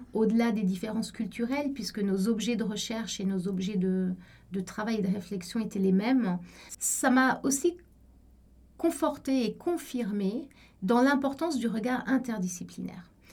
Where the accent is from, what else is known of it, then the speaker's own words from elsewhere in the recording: Cairo, Cairo Governorate, Egypt; moved away as an adult; also born or lived in Paris, France / Buenos Aires, Argentina; now in Geneva, Switzerland; je suis suisse, mais j'ai grandi au, Caire en Égypte. J'ai passé toute mon enfance et mon adolescence là-bas